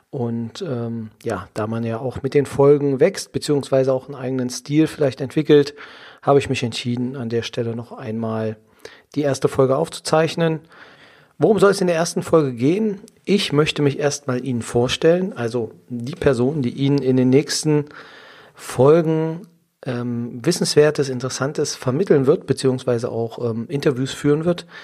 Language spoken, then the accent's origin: German; Saxony-Anhalt, Germany; Ich komme aus der Nähe von Magdeburg. Im schönen Sachsen-Anhalt bin ich geboren. Dort auch zur Schule gegangen